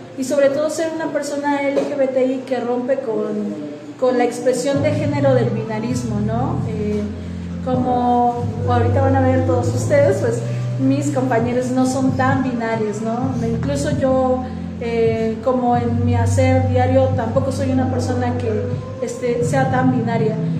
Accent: Tehuacán, Puebla, Mexico; somos de Tehuacán

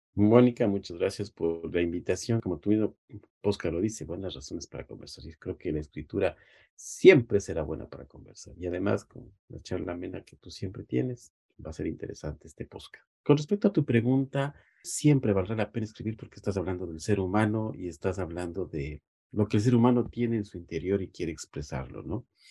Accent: Ecuador; nos ha restringido como ecuatorianos

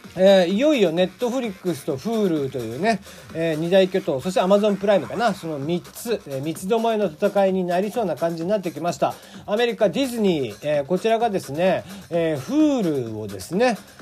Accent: Kagoshima, Japan; accent: Kagoshima dialect mixed with Hakata dialect; moved away; also born or lived in Fukuoka; 俺の出身は鹿児島

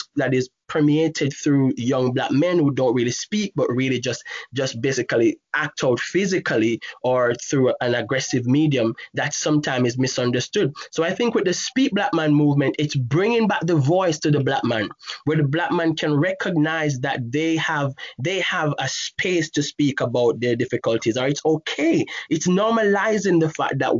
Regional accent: Jamaica; moved away; growing up in Jamaica

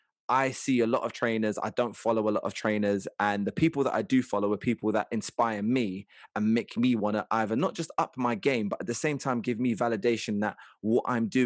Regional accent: Liverpool, North West England, United Kingdom; someone who's from my hometown of Liverpool.

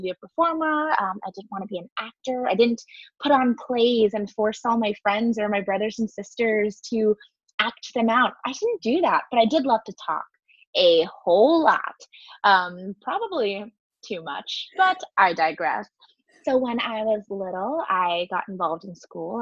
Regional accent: San Diego, California, United States; moved away as an adult; now in New York, United States; me growing up in San Diego

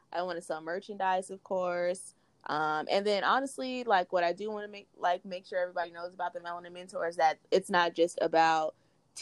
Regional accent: California, United States; we're from Cali

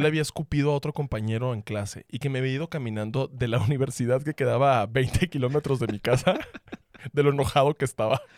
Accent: Sonora, Mexico; Seguí siendo chismoso porque sonorense

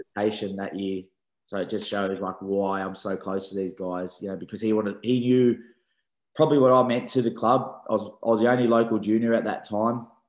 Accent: Sydney, New South Wales, Australia; accent: Aussie; moved away as an adult; now in England; I grew up in Belmore, which is smack bang in the middle of the Bulldogs

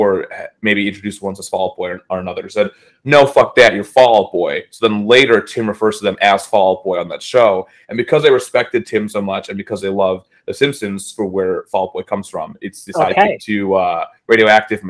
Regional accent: Chicago, Illinois, United States; moved away as an adult; as I'm landing in like my hometown

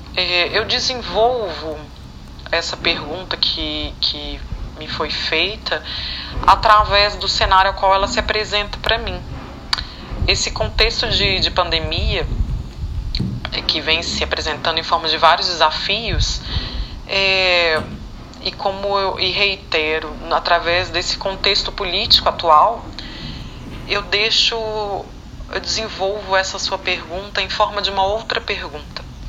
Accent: Belo Horizonte, Minas Gerais, Brazil; eu sou natural de Belo Horizonte, Minas Gerais

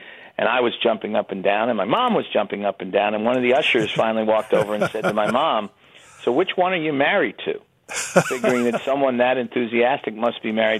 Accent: New York City, New York, United States; Grew up on the west side of Manhattan

